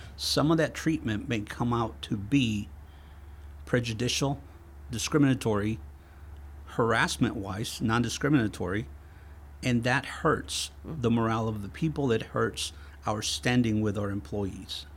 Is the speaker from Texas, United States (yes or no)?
yes; Texas, United States; also born or lived in Mexico / Houston, Texas; I am originally from Mexico, uh, and, uh, I lived most of my youth in Texas